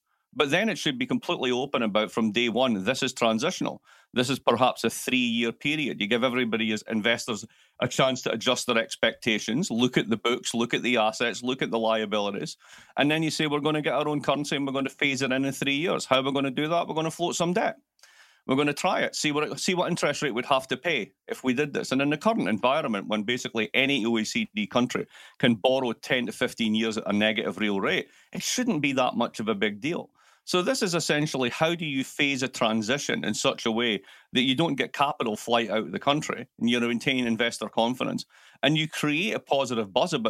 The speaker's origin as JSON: {"language": "English", "town": "Milwaukee", "region": "Wisconsin", "country": "United States", "also_born_or_lived": "Baltimore", "said": "I'm actually from Milwaukee, and I just discovered that I got a lot more attention if I spoke like this. So I've been faking it for years."}